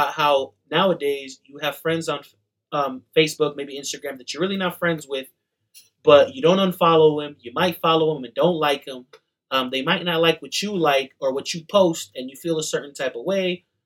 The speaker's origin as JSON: {"language": "English", "region": "New York", "country": "United States", "tie": "born or raised there", "also_born_or_lived": "Colombia", "moved": "yes", "lives_now": "Salt Lake City, United States", "said": "I'm Colombian, born in New York"}